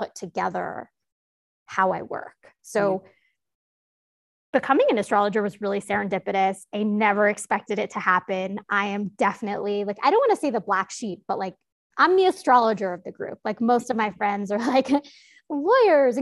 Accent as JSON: {"language": "English", "town": "New York City", "region": "New York", "country": "United States", "tie": "born or raised there", "said": "I grew up in New York City"}